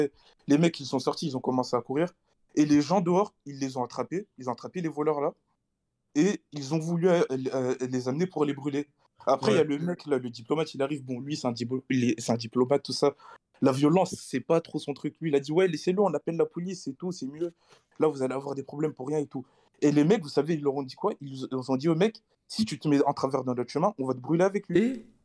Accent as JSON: {"language": "French", "country": "Nigeria", "said": "Non, si, je suis du Nigeria, mais bon, vas-y, euh, je suis né là-bas."}